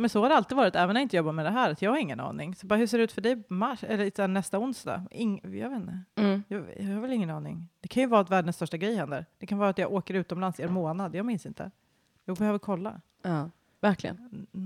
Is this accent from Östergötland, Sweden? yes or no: no; Uppsala, Uppsala County, Sweden; för jag låter ju som att jag kommer från Stockholm, vilket jag absolut inte gör, utan jag kommer ju från eh, ute på landet och sen Uppsala som är liksom en helt vanlig västeråsig stad.